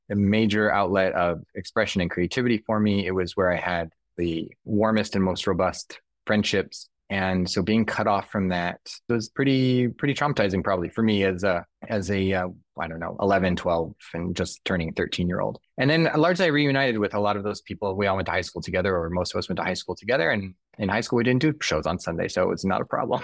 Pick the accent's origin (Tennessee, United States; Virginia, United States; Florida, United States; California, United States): California, United States; Southern; moved away as an adult; now in New York, United States; So I grew up in Southern California.